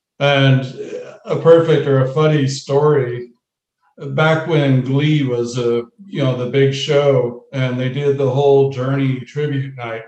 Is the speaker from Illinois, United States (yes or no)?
no; Dallas, Texas, United States; born or raised there; also born or lived in New Jersey